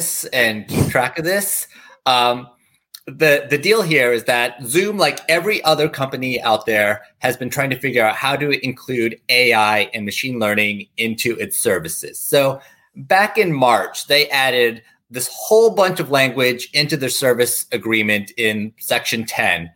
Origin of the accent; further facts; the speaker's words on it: Tennessee, United States; I grew up in Tennessee